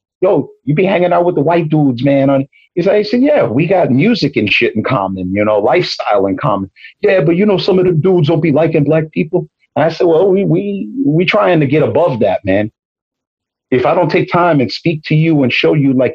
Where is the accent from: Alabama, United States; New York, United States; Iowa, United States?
New York, United States; New York City; I'm from Brooklyn